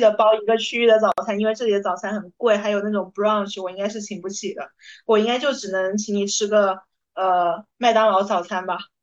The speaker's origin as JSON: {"language": "Chinese", "region": "Hunan", "country": "China", "tie": "born or raised there", "said": "我是湖南人"}